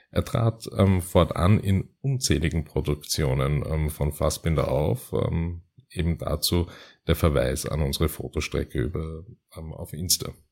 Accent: Vienna, Austria; ist, ist, ist gerade für mich als Wiener ähm, ganz, ganz spannendes ähm, Metier

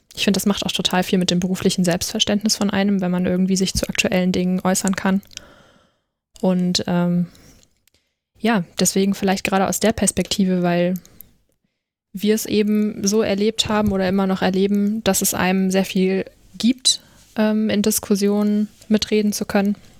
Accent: Rhine-Main area, Hesse, Germany; ich komme wie Caroline aus dem Rhein-Main-Gebiet. Also mal im Gegensatz zu euch, die ja sehr viel im, in NRW unterwegs sind, sind wir beide aus Hessen

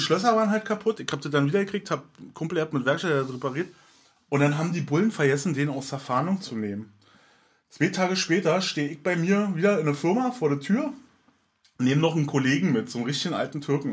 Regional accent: Berlin, Germany; also born or lived in Schöneweide, Berlin; Also ich bin ja in Köpenick geboren und bin hier in Hirschgarten groß geworden.

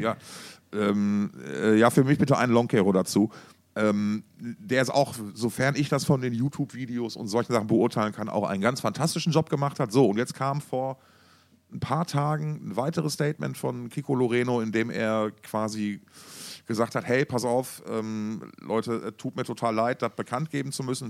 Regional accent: Essen, North Rhine-Westphalia, Germany; wir kommen ja beide aus Essen

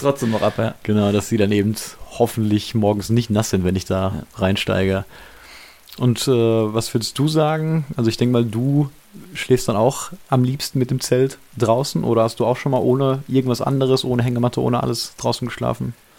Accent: Germany; als Deutscher

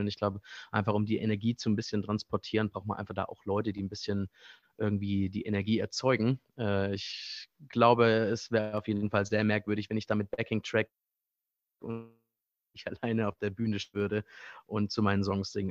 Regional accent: Baden-Württemberg, Germany; moved away as an adult; also born or lived in Frankfurt / Mainz; now in Berlin, Germany; Eigentlich komme ich aus einem kleinen Kaff äh, im Südschwarzwald, äh, in, der Nähe, in der Nähe der schweizerischen Grenze. Äh, nah an Freiburg

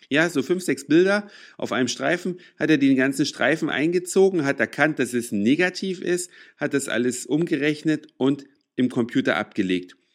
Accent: Saxony, Germany; now in Hamburg, Germany; Da, wo ich herkomme, aus Sachsen, da gibt's die Dinger in jedem Laden. In Hamburg schon ein bisschen schwieriger.

